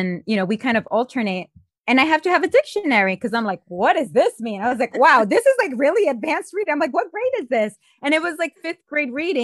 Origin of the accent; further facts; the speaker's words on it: Miami, Florida, United States; first language Spanish; English is a second language; also born or lived in Colombia; I grew up in Miami. My first language, because I grew up with my parents, was Spanish, but I was surrounded by English. Fast forward to when I turned 12 that I moved back to Colombia